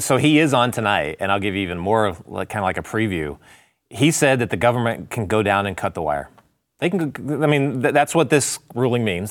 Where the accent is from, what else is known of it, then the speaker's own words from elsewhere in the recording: Texas, United States; I'm a horrible Texan